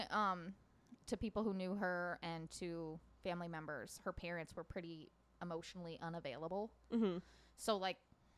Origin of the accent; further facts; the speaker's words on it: Schenectady, New York, United States; my hometown of Schenectady.